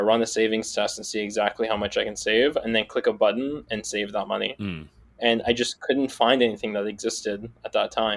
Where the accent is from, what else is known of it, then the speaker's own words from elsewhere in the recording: Seattle, Washington, United States; I grew up in Seattle